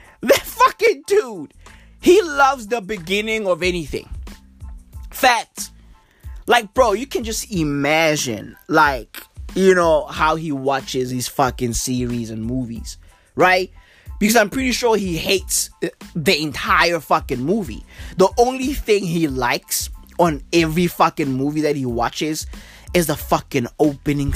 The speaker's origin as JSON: {"language": "English", "country": "South Africa", "said": "I'm from South Africa"}